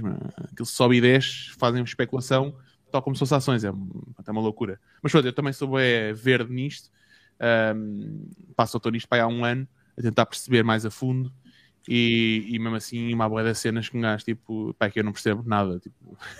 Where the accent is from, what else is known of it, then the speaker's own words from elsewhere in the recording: Portugal; eu venho de outro país, eu sou português